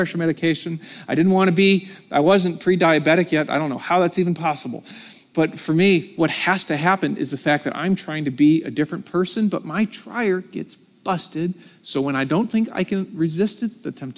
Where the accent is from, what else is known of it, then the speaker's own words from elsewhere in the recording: United States; I'm American